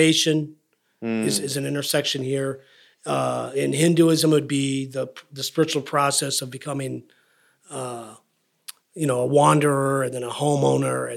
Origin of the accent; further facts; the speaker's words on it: United States; being an American, growing up in America